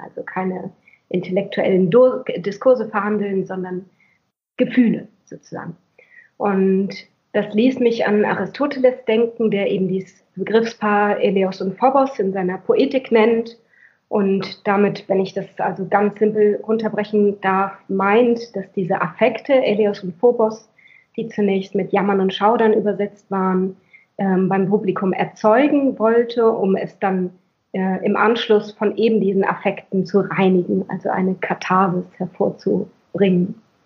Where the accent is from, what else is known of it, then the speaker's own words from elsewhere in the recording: Schleswig-Holstein, Germany; Ich bin in Schleswig-Holstein aufgewachsen